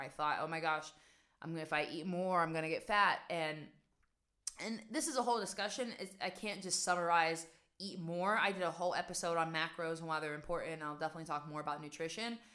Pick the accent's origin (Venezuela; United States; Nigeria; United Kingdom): United States; West Virginia; moved away as an adult; also born or lived in New York / Amsterdam, Netherlands; now in Netherlands; so I'm originally from West Virginia, guys. I'm originally from a small town where stress just doesn't exist. Like, I don't remember growing up and feeling stressed.